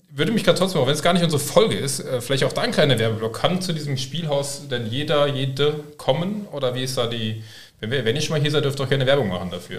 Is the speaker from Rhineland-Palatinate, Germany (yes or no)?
yes; Koblenz, Rhineland-Palatinate, Germany; ich komme aus Koblenz